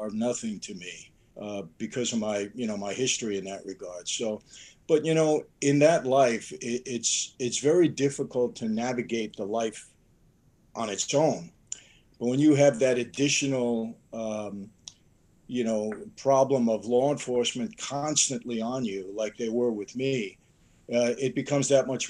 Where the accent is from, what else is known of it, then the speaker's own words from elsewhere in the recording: New York, United States; also born or lived in Naples, Italy (parents' hometown); now in Anaheim, United States; I'm from New York